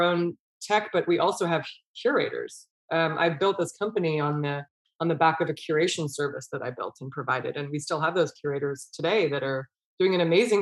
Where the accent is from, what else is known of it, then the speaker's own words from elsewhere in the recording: Bay Area, California, United States; I grew up in the Bay Area, but we are very close to the Sierra Nevada mountains